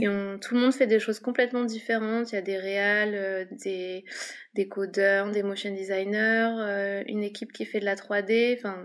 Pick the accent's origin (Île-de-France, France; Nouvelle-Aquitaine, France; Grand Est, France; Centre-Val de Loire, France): Île-de-France, France; Paris; moved away as an adult; now in Lyon, France; à la base je viens de Paris